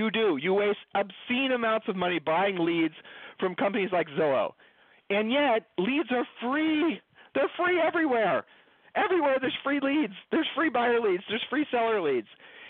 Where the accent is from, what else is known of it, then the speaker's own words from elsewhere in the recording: Ohio, United States; Julie and I moved. We're from Ohio. We've lived all over the country.